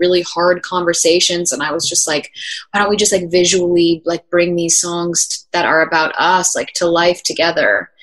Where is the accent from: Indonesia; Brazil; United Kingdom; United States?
United States; New Jersey; we ended up filming the music video in my hometown in Jersey